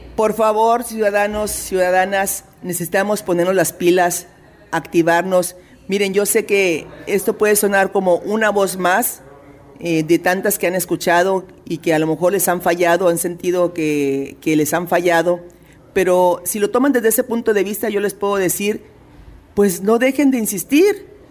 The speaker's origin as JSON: {"language": "Spanish", "town": "Reynosa", "region": "Tamaulipas", "country": "Mexico", "tie": "born or raised there", "moved": "as an adult", "lives_now": "Ciudad Victoria, Mexico", "said": "Soy originaria de Reynosa, Tamaulipas, pero tengo radicando ya 30 años, casi 30 años en Ciudad Victoria"}